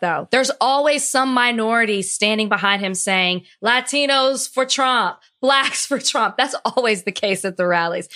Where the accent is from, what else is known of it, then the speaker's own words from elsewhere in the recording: Texas, United States; moved away; I'm from Texas